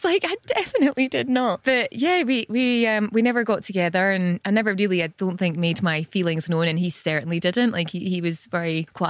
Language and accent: English; Scotland, United Kingdom; moved away; I'm from Scotland.